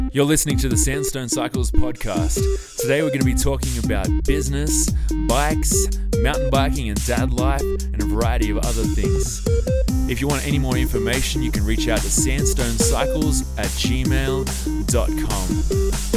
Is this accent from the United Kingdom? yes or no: no; Australia; now in Farmington, United States; I'm originally from Australia, and, um, now I live in Farmington, New Mexico